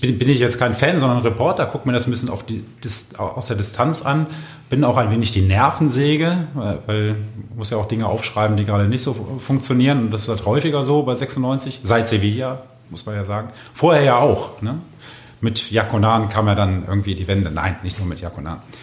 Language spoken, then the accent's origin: German; Düsseldorf, North Rhine-Westphalia, Germany; ich komme ja aus Düsseldorf